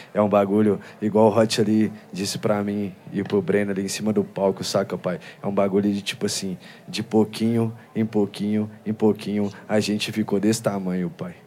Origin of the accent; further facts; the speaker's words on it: Belo Horizonte, Contagem, Betim, Minas Gerais, Brazil; A gente veio aqui de Belo Horizonte, de Contagem de Betim